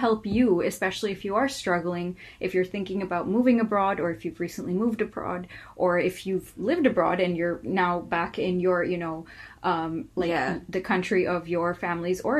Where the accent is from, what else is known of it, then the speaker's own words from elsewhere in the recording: Bay Area, California, United States; moved away as an adult; also born or lived in Tamil Nadu, India / Chennai, India; I grew up in the Bay Area in California.